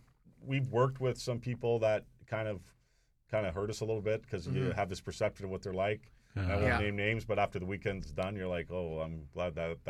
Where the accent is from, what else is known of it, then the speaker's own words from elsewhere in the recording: Toronto, Ontario, Canada; Why would we go to London? We're from Toronto, you know.